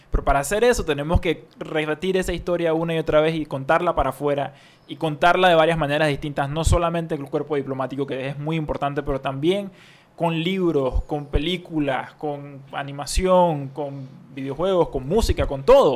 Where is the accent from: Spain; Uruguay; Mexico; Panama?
Panama; nuestra identidad como, como panameños